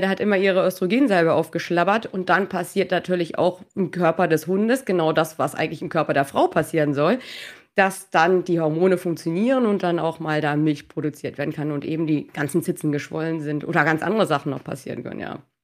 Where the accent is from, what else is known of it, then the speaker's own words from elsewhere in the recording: Norderstedt, Schleswig-Holstein, Germany; moved away as an adult; also born or lived in Hannover; now in Mallorca, Spain; komme ursprünglich aus dem Norden Deutschlands, aus Norderstedt bei Hamburg